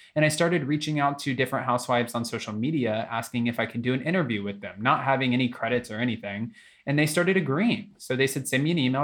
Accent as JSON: {"language": "English", "region": "Florida", "country": "United States", "tie": "born or raised there", "moved": "yes", "lives_now": "California, United States", "said": "born and raised in Florida"}